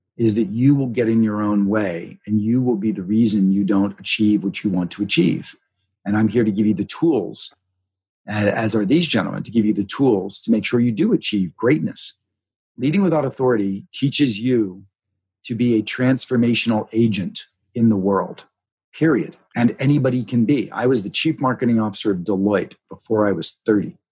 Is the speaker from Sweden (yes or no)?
no; Pittsburgh, Pennsylvania, United States; moved away; I came from Pittsburgh, you know, my mom happened to be Methodist, my dad's family was Catholic, but very Roman Catholic sort of upbringing